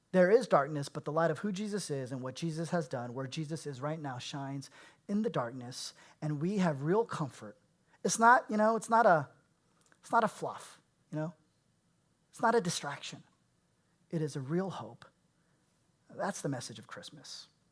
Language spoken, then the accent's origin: English; Bay Area, California, United States; I was born and raised in the Bay Area